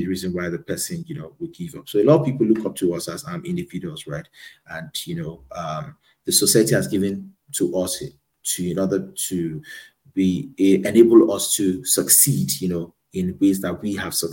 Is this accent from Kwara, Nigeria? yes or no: no; Lagos, Nigeria; also born or lived in Abuja; I was born in Lagos and grew up in Lagos